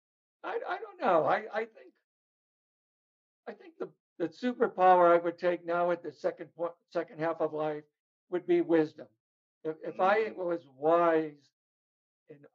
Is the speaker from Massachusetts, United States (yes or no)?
no; Chicago, Illinois, United States; moved away; also born or lived in California; growing up in Chicago, I was in an abusive family.